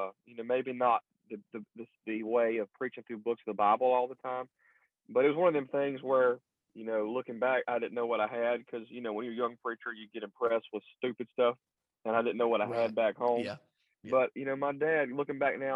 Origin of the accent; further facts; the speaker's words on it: Burlington, North Carolina, United States; I'm from Burlington, North Carolina. Grew up in a preacher's home.